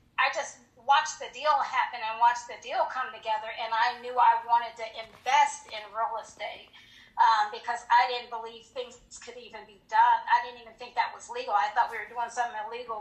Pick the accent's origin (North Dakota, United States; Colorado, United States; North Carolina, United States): Colorado, United States; Colorado Springs; moved away as an adult; also born or lived in Hinesville, Georgia; I was from Colorado Springs, and I married military